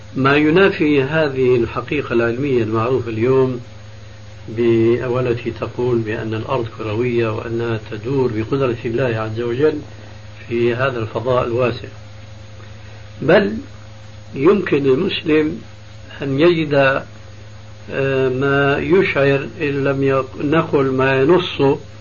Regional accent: Syria; عندنا في بلاد الشام

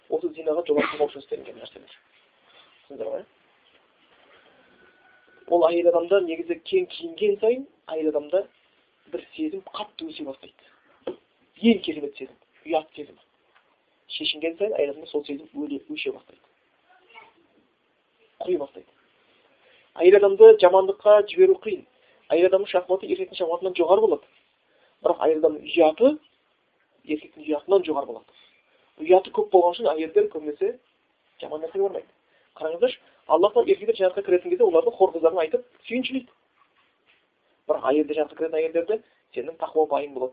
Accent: Kazakhstan; бәріміз қазақпыз ғой

